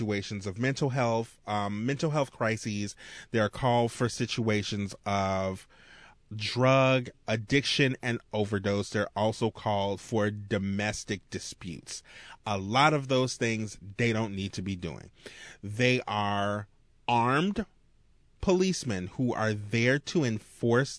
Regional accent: Marrero, Louisiana, United States; I grew up in Marrero.

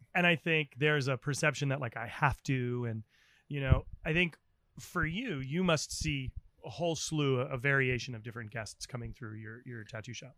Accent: New England, United States; as a kid growing up in New England

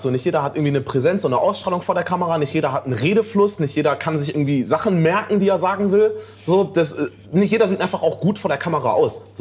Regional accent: Northern Germany, Germany

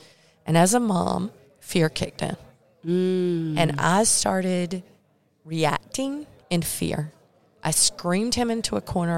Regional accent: North Carolina, United States; Because sometimes, you know, I'm from Eastern North Carolina. My vocabulary and words are a little different.

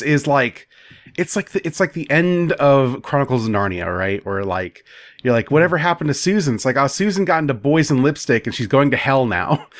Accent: United States; as an American

